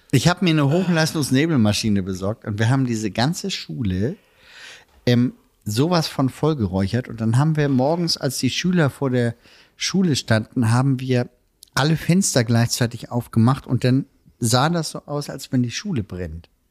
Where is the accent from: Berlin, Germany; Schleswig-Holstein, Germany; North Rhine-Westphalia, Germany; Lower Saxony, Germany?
Schleswig-Holstein, Germany; Elmshorn; Heimatstadt Elmshorn